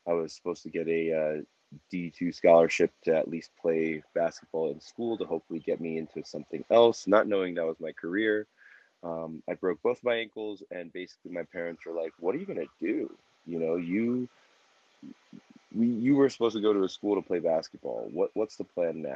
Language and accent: English; New Jersey, United States; now in Denver, United States; I'm originally from New Jersey, but I reside in Denver, Colorado